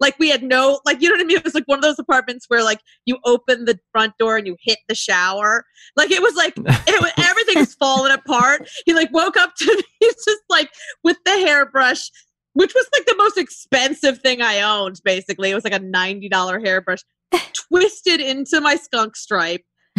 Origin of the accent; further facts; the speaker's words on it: Ohio, United States; I'm like, I came from Ohio. Like, I was like, what the fuck is happening?